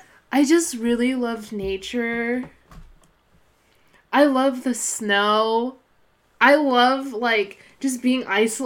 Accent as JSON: {"language": "English", "town": "Fresno", "region": "California", "country": "United States", "also_born_or_lived": "Mariposa", "said": "I'm back in Fresno. I left Fresno for 7 years, and I've just been back for 7 months."}